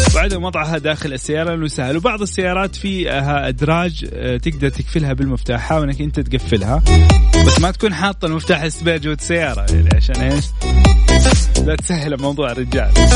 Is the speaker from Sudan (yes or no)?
no; Saudi Arabia; عندنا في السعوديه